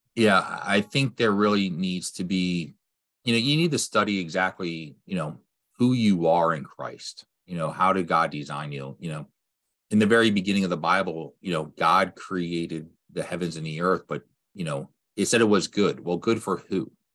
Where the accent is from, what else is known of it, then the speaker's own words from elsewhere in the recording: Lancaster, Pennsylvania, United States; I grew up in Lancaster, P A, with Amish